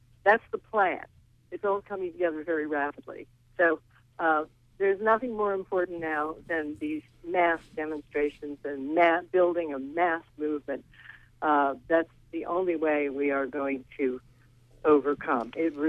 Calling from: Rockland, United States; from Rockland.

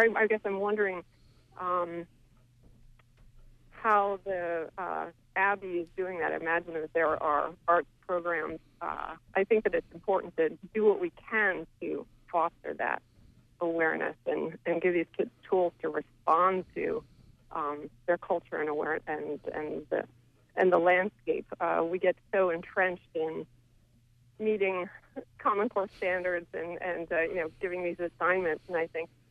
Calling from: Camden, Maine, United States; I'm calling from Camden.

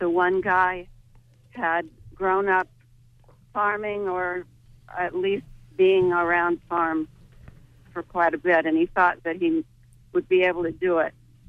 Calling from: St. George, Maine, United States; I'm calling from St. George, Maine.

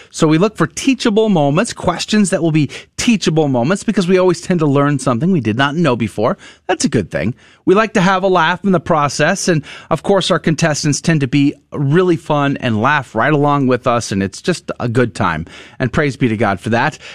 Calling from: Pearland, Texas, United States; Yeah, I'm right here in Pearland.

